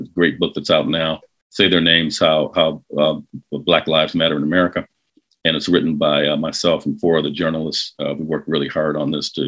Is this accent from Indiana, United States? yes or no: no; Detroit, Michigan, United States; I grew up in Detroit, keep in mind, like in the 1960s, 1970s